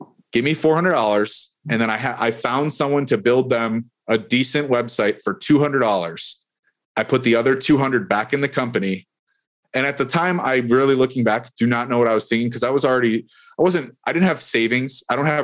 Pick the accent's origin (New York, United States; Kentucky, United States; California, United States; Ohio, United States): New York, United States; Buffalo; now in Tampa Bay, United States; I'm from Buffalo, New York.